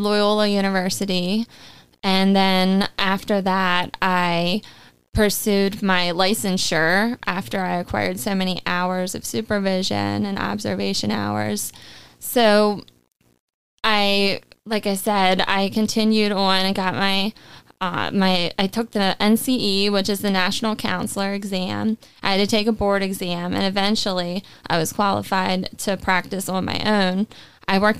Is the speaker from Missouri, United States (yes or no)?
no; Harford County, Maryland, United States; also born or lived in Baltimore; I was born in Baltimore, and I grew up in Harford County.